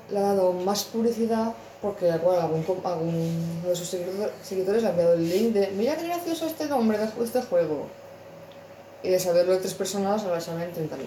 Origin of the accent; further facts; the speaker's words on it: Spain; Yo es que eso, siendo españoles, me veo un no hay cojones hacerlo.